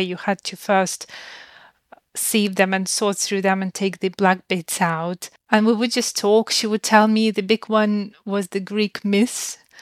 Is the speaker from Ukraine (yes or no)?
yes; Ukraine; moved away; I grew up in Ukraine